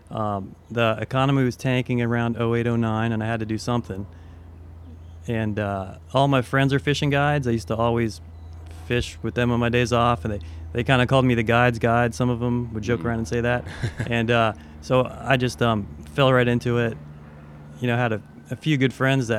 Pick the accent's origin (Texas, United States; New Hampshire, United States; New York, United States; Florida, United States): Florida, United States; Deerfield Beach; I grew up in Deerfield